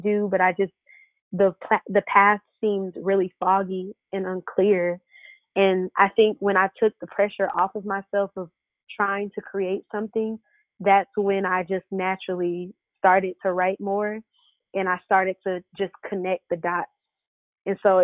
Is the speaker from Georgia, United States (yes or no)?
yes; Stone Mountain, Georgia, United States; also born or lived in New Jersey; I'm pretty much from Atlanta. I was born in New Jersey, but I grew up in Stone Mountain, Lithonia area, and I stayed here